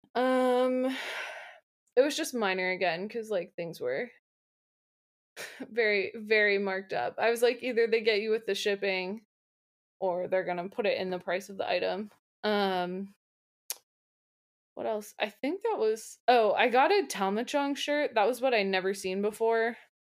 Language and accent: English; Pittsburgh, Pennsylvania, United States; I'm from Pittsburgh